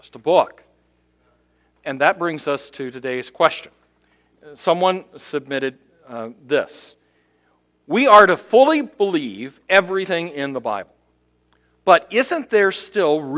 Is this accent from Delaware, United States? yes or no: no; Cincinnati, Ohio, United States; moved away as an adult; now in South Bend, United States; Last week, I went to Cincinnati to visit my mom. Having lived now in South Bend 28 years, I have made that trip back and forth to my hometown so often